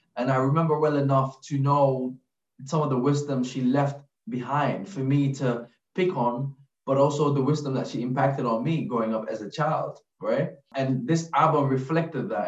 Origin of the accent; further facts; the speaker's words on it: Gambia; now in London, United Kingdom; growing up in the Gambia